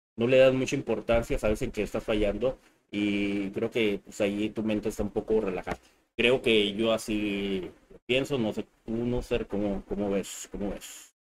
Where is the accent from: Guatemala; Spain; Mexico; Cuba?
Mexico; nosotros somos de México